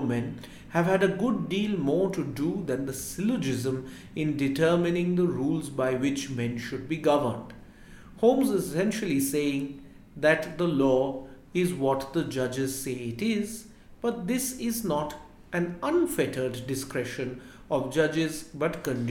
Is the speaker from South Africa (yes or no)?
no; India; we as Indian lawyers and law students